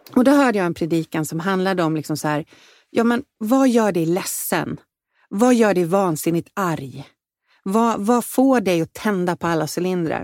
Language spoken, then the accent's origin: Swedish; Vallentuna, Stockholm County, Sweden; moved away as an adult; also born or lived in Danderyd; now in Insjön, Sweden; Jag växte upp i Vallentuna utanför Stockholm